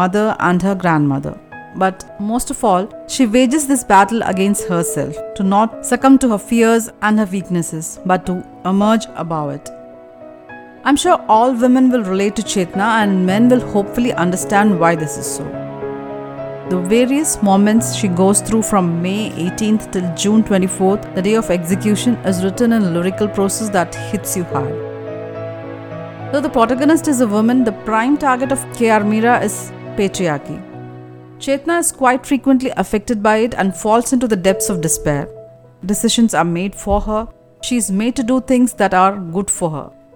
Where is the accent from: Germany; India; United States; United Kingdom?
India; as an Indian